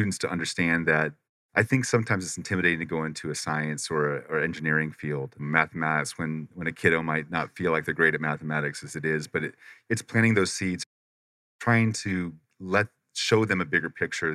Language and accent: English; Paradise Valley, Arizona, United States; moved away; also born or lived in Pacific Northwest; I was raised in Arizona. I was raised over by Paradise Valley